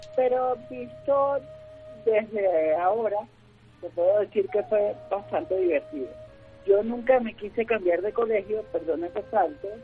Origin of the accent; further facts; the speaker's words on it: Venezuela; moved away as an adult; now in Colombia; mi país, por, las circunstancias que, vivimos en Venezuela